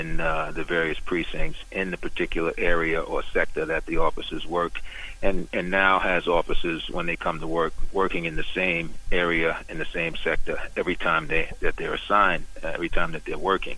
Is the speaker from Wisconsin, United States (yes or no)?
no; New York City, New York, United States; I grew up in Brooklyn in Bed-Stuy, Bedford-Stuyvesant